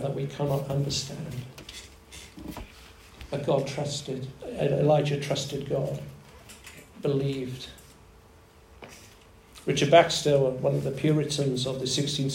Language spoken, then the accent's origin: English; Wales, United Kingdom; I grew up in Wales, land of revival, land of song.